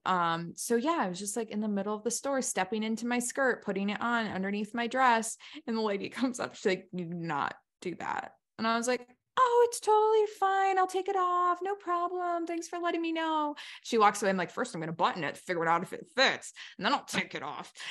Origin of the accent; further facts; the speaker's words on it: United States; I'm just American through and through